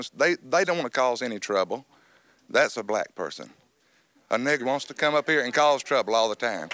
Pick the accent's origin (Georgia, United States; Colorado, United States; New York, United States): Georgia, United States; Atlanta; also born or lived in Forsyth County, Georgia; I lived in Atlanta. I was born in Atlanta.